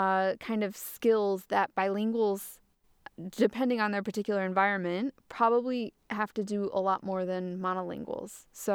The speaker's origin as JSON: {"language": "English", "region": "Massachusetts", "country": "United States", "tie": "born or raised there", "said": "I am monolingual, but I remember growing up as a kid. I grew up in Massachusetts in the northeast of the U.S. and there's a lot of Spanish around there"}